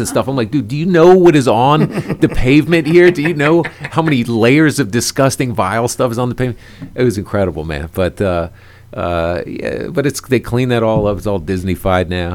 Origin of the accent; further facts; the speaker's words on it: Washington, District of Columbia, United States; moved away as an adult; now in New York, United States; Originally from D.C., went to D.C. public schools